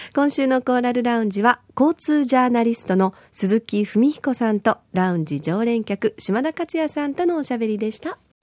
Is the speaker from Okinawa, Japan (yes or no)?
yes; Yaese, Okinawa, Japan; 私の地元であります八重瀬町の芸能です